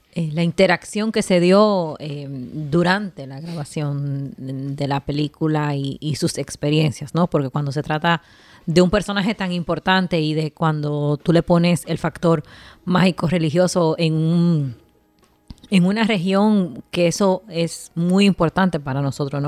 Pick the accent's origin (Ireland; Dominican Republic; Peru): Dominican Republic; un país tan conservador como nosotros